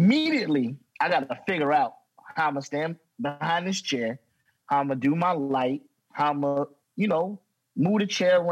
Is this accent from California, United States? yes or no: no; Gary, Indiana, United States; I'm from Gary, Indiana. I'm from the gutter, dog